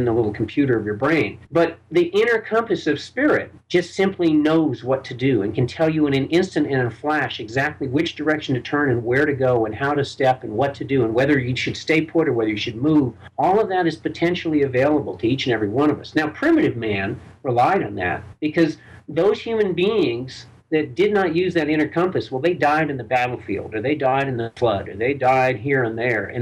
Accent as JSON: {"language": "English", "town": "Burlington", "region": "Vermont", "country": "United States", "tie": "born or raised there", "said": "I was born and raised Jewish in Burlington, Vermont"}